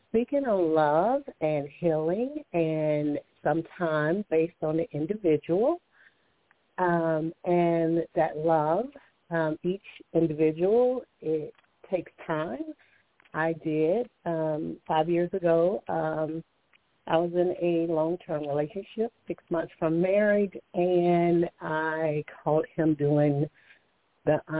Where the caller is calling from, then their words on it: Alabama, United States; I'm calling from Alabama